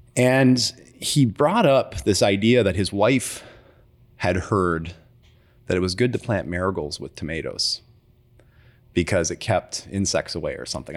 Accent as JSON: {"language": "English", "town": "Timmins", "region": "Ontario", "country": "Canada", "tie": "born or raised there", "also_born_or_lived": "Toronto", "moved": "yes", "said": "living in Timmins is, uh, you're far away from everything"}